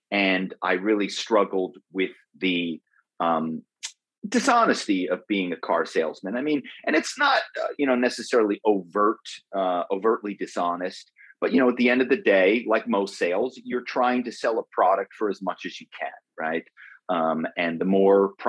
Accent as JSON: {"language": "English", "town": "Philadelphia", "region": "Pennsylvania", "country": "United States", "tie": "born or raised there", "said": "my hometown of Philadelphia"}